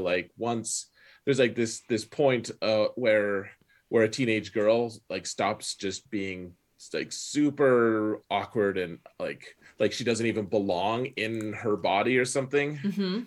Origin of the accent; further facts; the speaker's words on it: Wyoming, United States; growing up in Wyoming